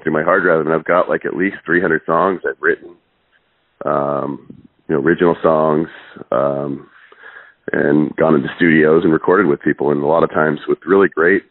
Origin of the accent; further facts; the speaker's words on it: Seattle, Washington, United States; also born or lived in Cape Town, South Africa / East Coast, United States; They moved us to the States, and, we moved around the East Coast for a couple of years, and we ended up in Seattle.